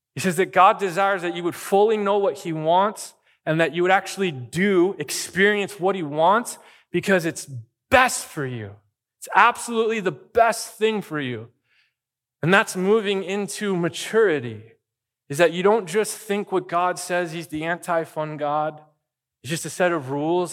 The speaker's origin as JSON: {"language": "English", "region": "Arizona", "country": "United States", "tie": "born or raised there", "moved": "yes", "lives_now": "Bakersfield, United States", "said": "I lived in Arizona"}